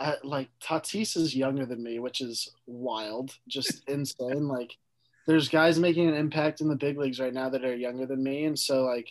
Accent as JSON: {"language": "English", "town": "San Diego", "region": "California", "country": "United States", "also_born_or_lived": "Los Angeles", "moved": "as an adult", "said": "I'm from San Diego."}